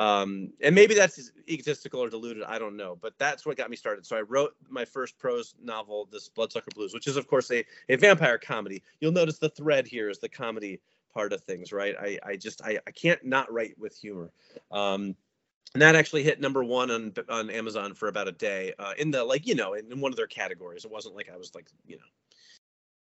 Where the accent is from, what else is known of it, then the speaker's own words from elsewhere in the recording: United States; I am obviously American.